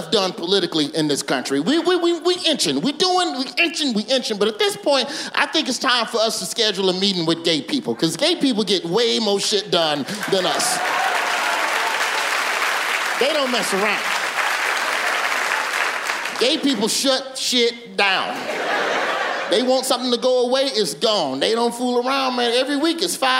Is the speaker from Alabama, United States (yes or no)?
yes; Birmingham, Alabama, United States; I'm from Birmingham